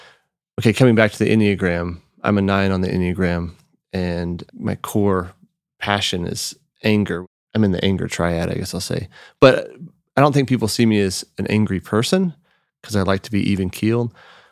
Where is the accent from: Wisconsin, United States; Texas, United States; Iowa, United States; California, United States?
Texas, United States; Austin; Because yeah, I'm from Austin. So like breakfast tacos is every gas station, you have homemade tortillas and breakfast tacos